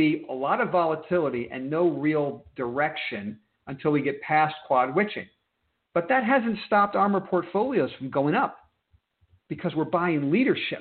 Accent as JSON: {"language": "English", "region": "New York", "country": "United States", "tie": "born or raised there", "said": "I am an East Coast guy. I was born and raised in New York"}